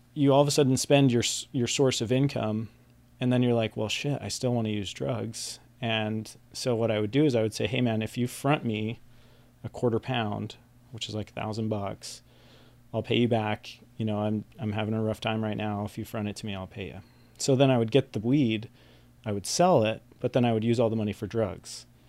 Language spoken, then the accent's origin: English; West Valley City, Utah, United States; also born or lived in Salt Lake City; I was born in Salt Lake City, uh, grew up in West Valley City, which is kind of like the armpit southwest of Salt Lake City